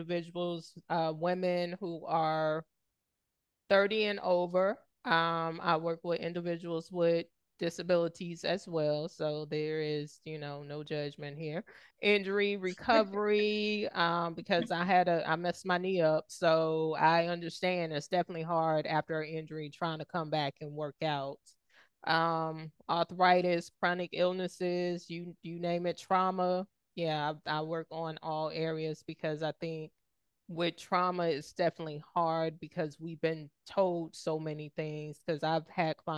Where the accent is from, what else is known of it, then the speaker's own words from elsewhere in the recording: the South, United States; growing up in the South